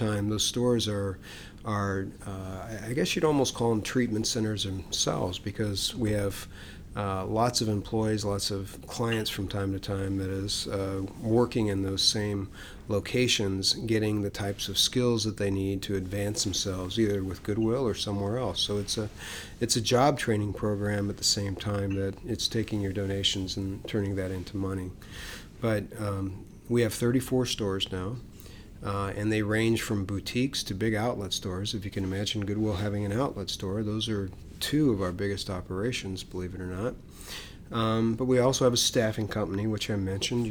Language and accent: English; Ohio, United States; moved away as an adult; now in Austin, United States; I was from Ohio